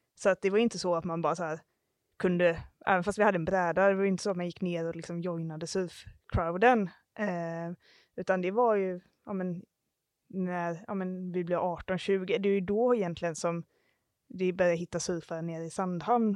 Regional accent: Halmstad, Halland County, Sweden; moved away as an adult; also born or lived in Iceland / New Zealand / Stockholm; vi kommer från Halmstad och eh, nu bor vi faktiskt båda i Halmstad igen

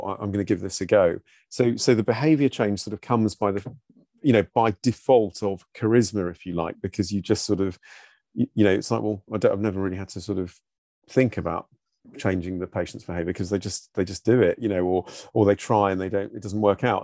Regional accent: Brighton, South East England, United Kingdom; moved away; that was my hometown where I grew up

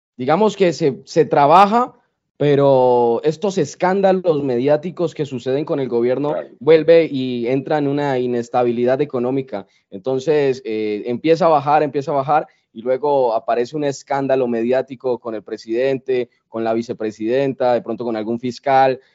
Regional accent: Colombia; somos colombianos

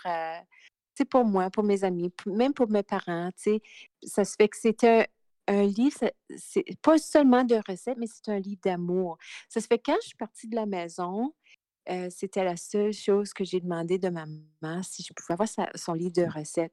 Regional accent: Timmins, Ontario, Canada; moved away as an adult; now in Alberta, Canada; je viens de Timmins

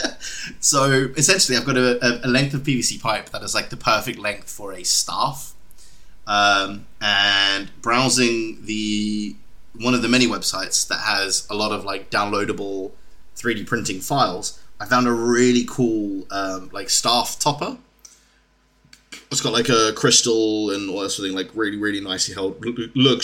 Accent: South Africa; now in United Kingdom; I'm South African.

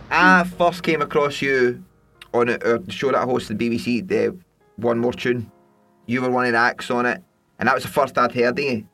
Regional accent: Scotland, United Kingdom; we come from Scotland

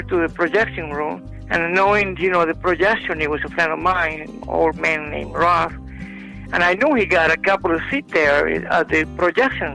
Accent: Ponce, Puerto Rico; moved away; also born or lived in Wilmington, North Carolina; When I was a teenager, I worked in theater in Ponce, Puerto Rico

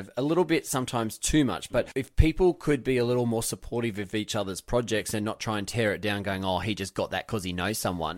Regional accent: Wyong, New South Wales, Australia; moved away as an adult; now in America; Wyong, my hometown

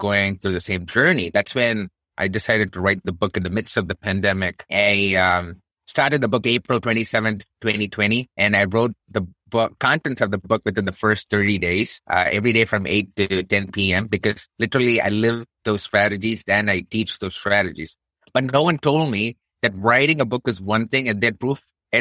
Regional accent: India; now in United States; I'm brown Indian dude. Of course, from my thick Texas accent, you already probably know it's not born in the United States.

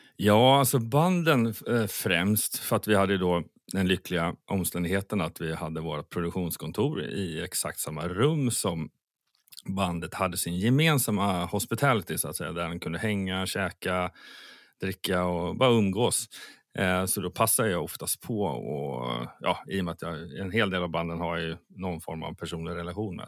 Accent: Sweden; Som svensk

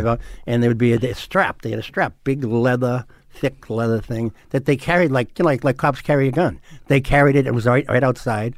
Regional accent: Boston, Massachusetts, United States; I grew up in West Roxbury

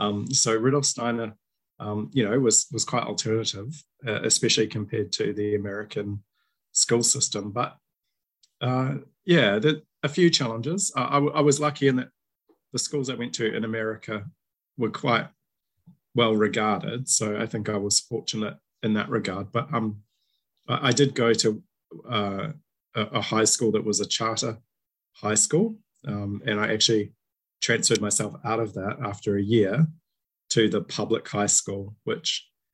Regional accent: Christchurch, Canterbury, New Zealand; the era in which I was growing up in Christchurch, New Zealand

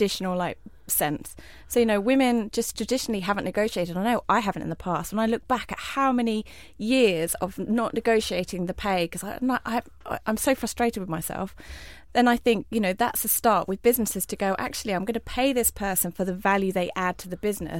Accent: Southend, East of England, United Kingdom; Yes, I am an Essex girl. I'm proud of that. I was born in Southend. Didn't spend a lot of time there.

